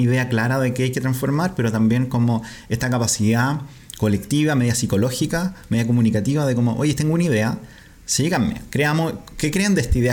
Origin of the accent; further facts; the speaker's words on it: Curicó, Maule, Chile; nosotros nacimos en Curicó donde todavía hay dictadura